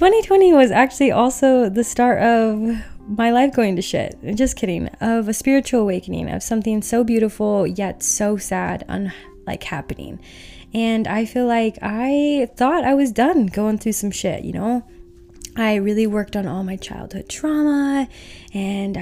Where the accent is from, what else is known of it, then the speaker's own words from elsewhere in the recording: Utah, United States; I grew up in Utah where I am super sheltered.